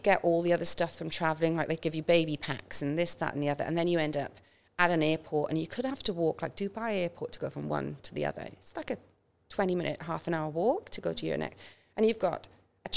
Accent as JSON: {"language": "English", "area": "Welsh", "region": "Wales", "country": "United Kingdom", "moved": "yes", "lives_now": "Australia", "said": "I'm Welsh"}